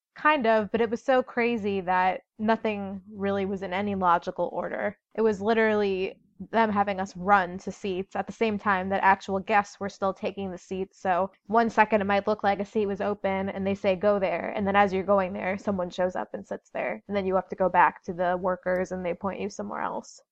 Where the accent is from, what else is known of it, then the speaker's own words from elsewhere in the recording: Chicago, Illinois, United States; I'm from Chicago